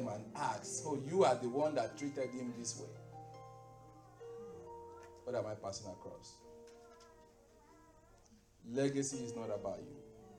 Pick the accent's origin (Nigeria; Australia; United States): Nigeria; moved away; Only the clothing that I came with from Nigeria is all we have to give them.